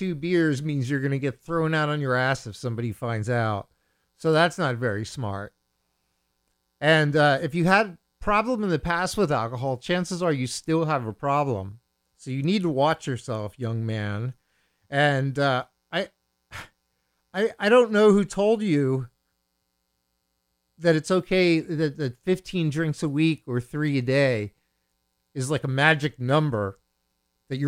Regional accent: Bethlehem, Pennsylvania, United States; I grew up in the Allentown area. I grew up in Bethlehem

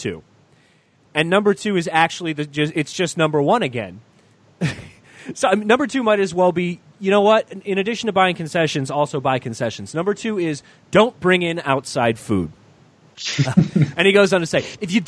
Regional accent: Michigan, United States; One of the last like two or three Hot and Nows in the country was actually in my hometown

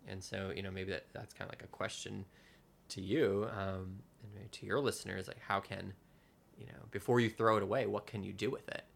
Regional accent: New Jersey, United States; moved away as an adult; now in New York, United States; my hometown in New Jersey

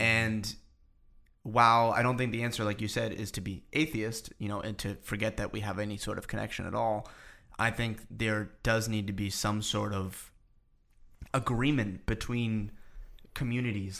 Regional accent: Boston, Massachusetts, United States; now in New York, United States; I was just back home. I'm from Boston

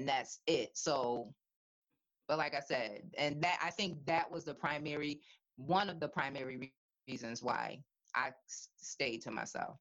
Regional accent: Hartford, Connecticut, United States; growing up in Bellevue Square

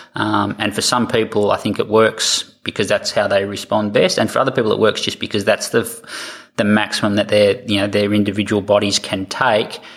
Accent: Australia; accent: Australian; moved away as an adult; also born or lived in United States / Canada; I'm, an Australian, as you'll tell by my accent

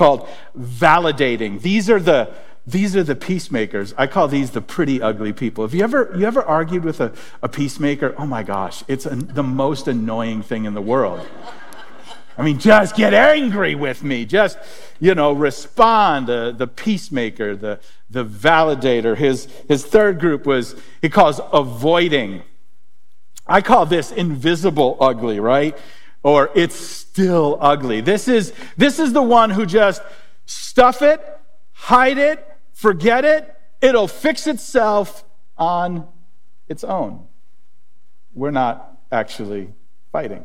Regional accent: Springfield, United States; growing up in Springfield

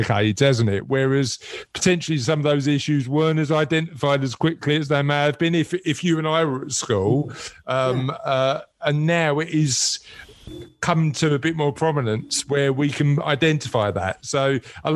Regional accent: London, United Kingdom; I'm a Londoner

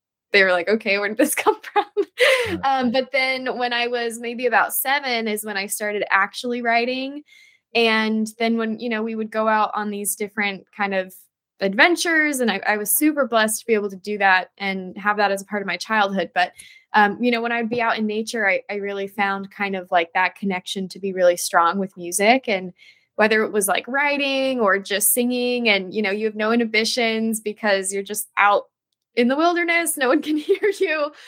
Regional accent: Denver, Colorado, United States; also born or lived in Florida; now in Los Angeles, United States; I'm actually originally from Denver, so that's kind of my home state.

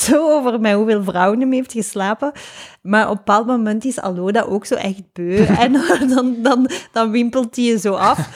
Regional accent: Lubbeek, Flanders, Belgium; bij ons in Lubeek

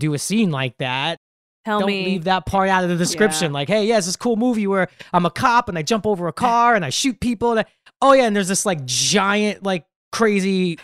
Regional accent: New York City, New York, United States; I grew up in Brooklyn

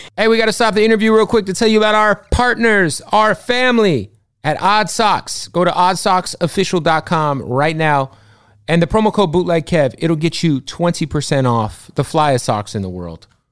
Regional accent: Arizona, United States; I'm from, I'm from Arizona

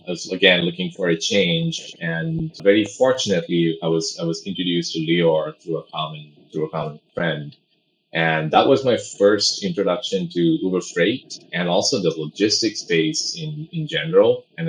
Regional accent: Pondicherry, Puducherry, India; born there; I was born in a small place called Pondicherry in India. It's a small French Union territory.

